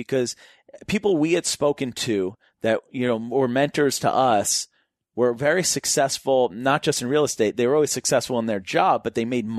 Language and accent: English; Newton, Massachusetts, United States; I used to drive around and look at houses in my neighborhood that I grew up in Newton, Massachusetts.